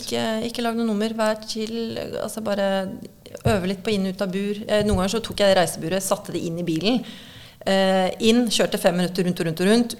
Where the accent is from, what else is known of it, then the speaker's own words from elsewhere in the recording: Kolbotn, Akershus, Norway; moved away as an adult; also born or lived in Ibiza, Spain; now in Spain; jeg vokste opp på Kolbotn